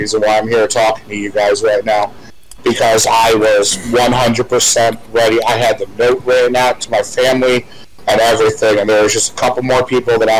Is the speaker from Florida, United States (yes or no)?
yes; Fort Myers, Florida, United States; also born or lived in Chicago, Illinois; When I moved from Chicago to Fort Myers when I was like 9 or 10 years old, my first day at the school bus, I met Matthew Lawrence